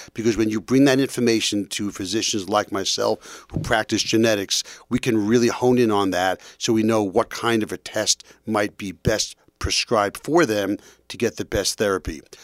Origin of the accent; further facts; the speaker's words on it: New York, United States; moved away as an adult; also born or lived in Boston; now in New Jersey, United States; I'm from New York, and I trained at Boston University